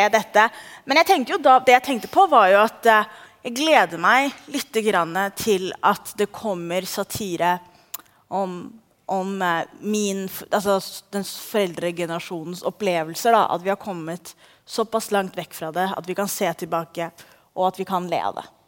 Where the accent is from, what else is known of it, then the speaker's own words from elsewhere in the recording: Oslo, Norway; Jeg er født og oppvokst i Oslo